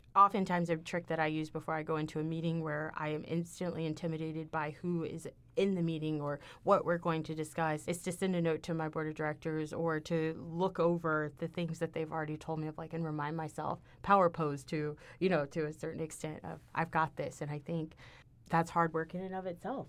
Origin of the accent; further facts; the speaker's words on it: Houston, Texas, United States; moved away as an adult; now in Ithaca, United States; I'm from Houston, which is the biggest, you know, fourth biggest city in the United States.